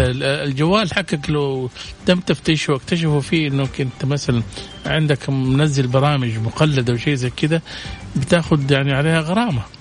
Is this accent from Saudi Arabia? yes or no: yes; Saudi Arabia; إحنا عندنا في السعودية